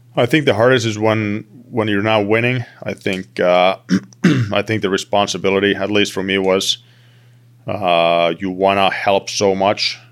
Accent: Turku, Southwest Finland, Finland; moved away as an adult; I played for my hometown team in, in, in Finland, in T P S

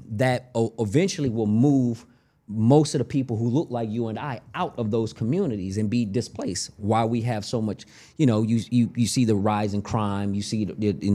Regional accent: Chicago, Illinois, United States; now in Los Angeles, United States; my hometown, Chicago

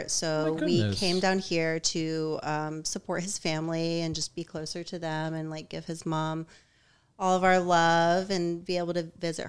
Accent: Atlanta, Georgia, United States; moved away as an adult; also born or lived in Austin / New York; now in St. Petersburg, United States; I'm from Atlanta. I lived there for, I think, for so long, till I was 27, like straight up in the city, raised by a single mom, like the whole latchkey experience, city kid

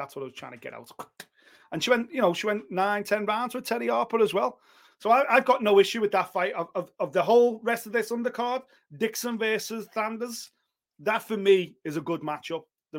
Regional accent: Liverpool, North West England, United Kingdom; that's purely because I'm a Scouser, and there's a Scouser on this card.

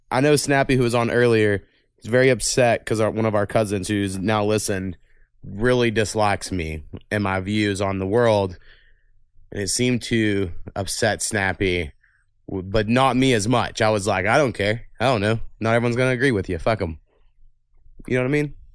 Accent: Waurika, Oklahoma, United States; I'm from Warrica

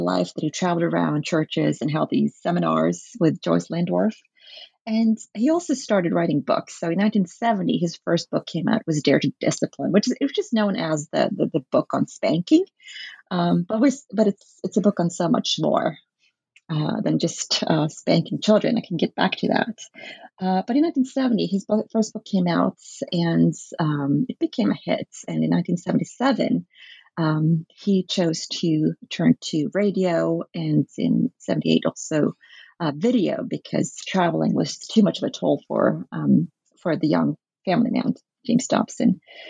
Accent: Norway; I grew up in the Norwegian Bible Belts, which is very influenced by American evangelicalism.

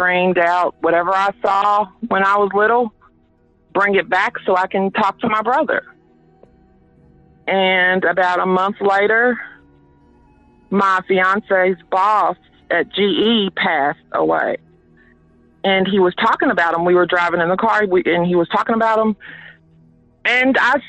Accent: Louisville, Kentucky, United States; I was born and raised right here in the West End on Hazel and Broadway

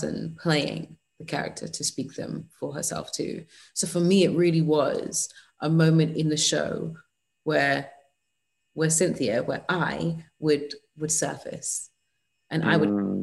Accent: England, United Kingdom; I'm English in the United Kingdom.

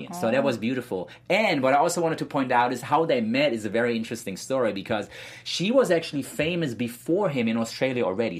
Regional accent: Germany; moved away; I was born in Germany.

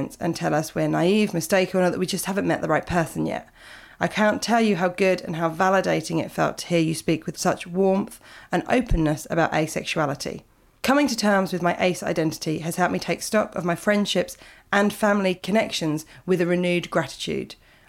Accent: Yorkshire and the Humber, United Kingdom; now in Copenhagen, Denmark; I grew up in West Yorkshire, but I'm currently living in Copenhagen, and it's been tough this year.

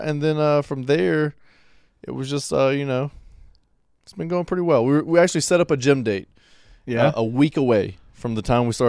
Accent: Pensacola, Florida, United States; now in Monroe, United States; I'm from Pensacola, Florida. I've lived in Monroe for a while.

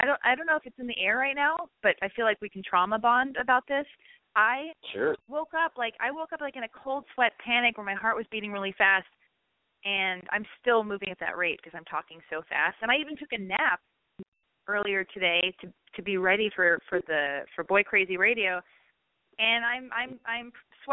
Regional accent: Los Angeles, California, United States; I was born and raised in Hollywood, in Los Angeles

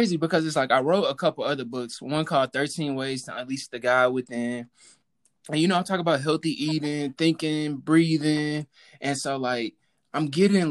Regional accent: Houston, Texas, United States; I'm from Texas, so I grew up in the church

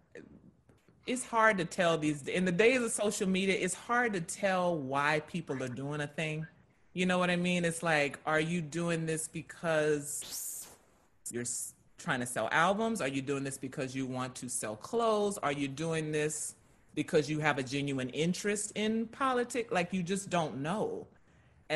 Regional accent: Louisiana, United States; I'm from Louisiana

